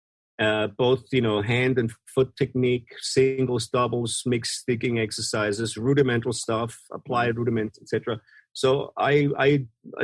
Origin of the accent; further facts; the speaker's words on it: Vienna, Austria; I'm from Vienna, Austria, so there's a really massive classical music history and scene there